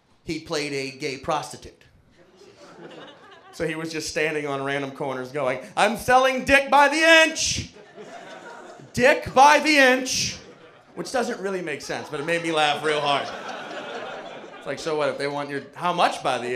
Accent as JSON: {"language": "English", "town": "New Orleans", "region": "Louisiana", "country": "United States", "tie": "born or raised there", "said": "I was born and raised in New Orleans, Louisiana."}